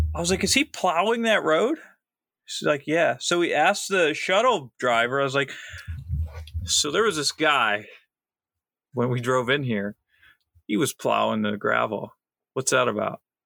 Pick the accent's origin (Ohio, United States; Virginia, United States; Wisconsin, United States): Ohio, United States; Akron